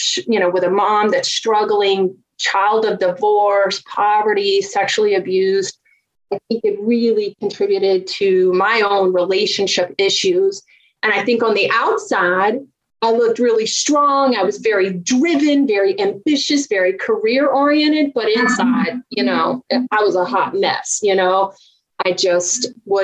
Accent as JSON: {"language": "English", "region": "Virginia", "country": "United States", "tie": "born or raised there", "accent": "Southern", "said": "I grew up just a poor country girl from Virginia. If you haven't heard my Southern accent out, it'll come out soon"}